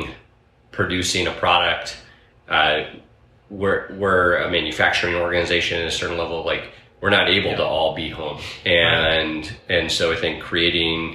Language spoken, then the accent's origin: English; New York, United States; moved away as an adult; now in Oregon, United States; I was a kid from New York at the time